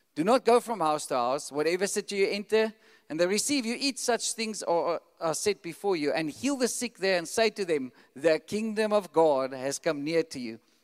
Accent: South Africa; we have like a South African passport

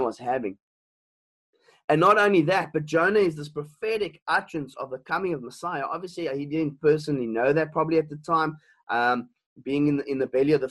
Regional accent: Elgin, Western Cape, South Africa; also born or lived in Stellenbosch; I come from a small town. I was born and bred in Elgin, and I was there in primary school

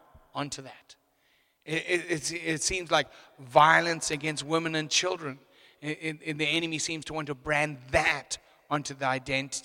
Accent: Zimbabwe; moved away as an adult; now in South Africa; I'm actually an import. I come from Zimbabwe. I was born in Zim

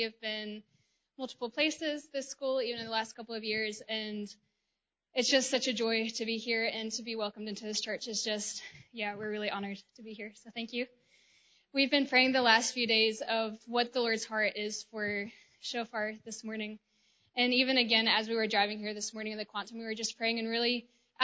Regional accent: Georgia, United States; I am from the United States, from the state of Georgia

